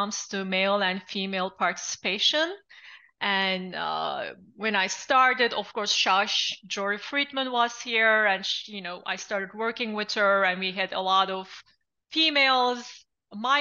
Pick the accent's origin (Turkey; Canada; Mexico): Turkey; English is a second language; moved away as an adult; also born or lived in Gainesville, United States; now in Miami, United States; I'm originally from Turkey. I have been born, raised, and actually educated in Turkey